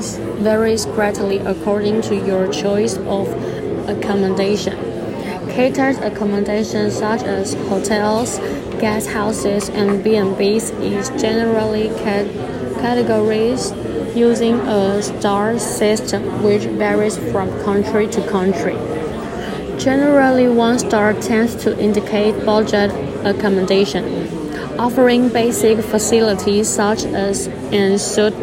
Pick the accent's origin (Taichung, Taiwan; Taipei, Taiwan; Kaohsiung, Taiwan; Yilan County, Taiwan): Kaohsiung, Taiwan; English is a second language; now in Kinmen, Taiwan; my hometown is Kaohsiung